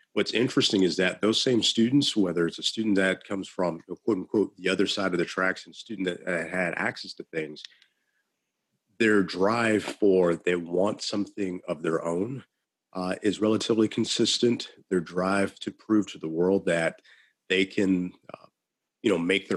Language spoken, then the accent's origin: English; Illinois, United States; I'm from Illinois